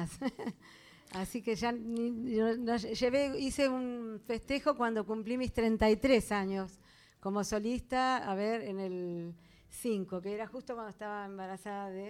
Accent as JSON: {"language": "Spanish", "town": "Mar del Plata", "region": "Buenos Aires Province", "country": "Argentina", "tie": "born or raised there", "said": "nací bueno, acá en Buenos Aires, pero criada en Mar del Plata. Es como que éramos muy chiquitos, así, cuatro, tres, un año, mis hermanos y y decidieron ir a vivir a Mar del Plata solo para tener una calidad de vida distinta"}